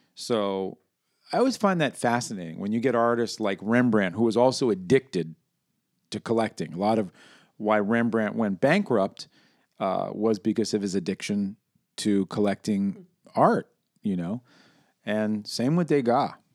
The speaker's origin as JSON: {"language": "English", "region": "New York", "country": "United States", "said": "I'm from New York"}